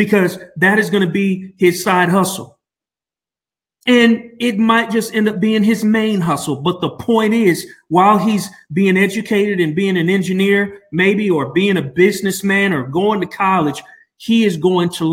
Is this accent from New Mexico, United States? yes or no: yes; Albuquerque, New Mexico, United States; from Albuquerque, my hometown